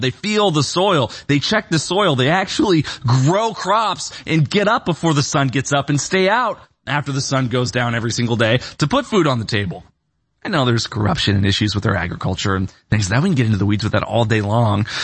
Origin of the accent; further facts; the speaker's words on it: Bloomington, Illinois, United States; moved away as an adult; also born or lived in Austin, Texas / Nashville, Tennessee / Orange County, California; I grew up in Bloomington, Illinois